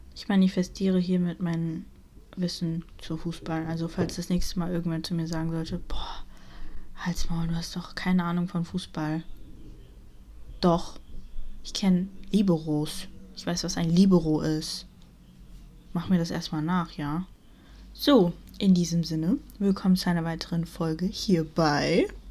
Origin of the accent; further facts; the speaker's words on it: Germany; ich bin in Deutschland aufgewachsen.